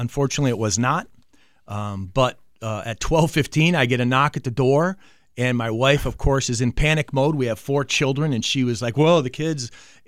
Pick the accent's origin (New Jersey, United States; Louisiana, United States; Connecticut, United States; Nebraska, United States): Connecticut, United States; Manchester; That's correct. I grew up in Manchester, Connecticut, went to East Catholic, played football at UMass.